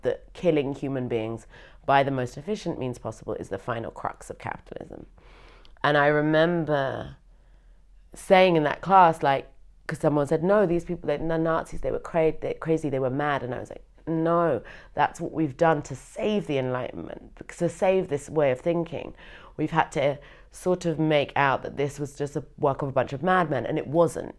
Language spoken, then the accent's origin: English; United Kingdom; now in Berlin, Germany; I am British and I am also half white.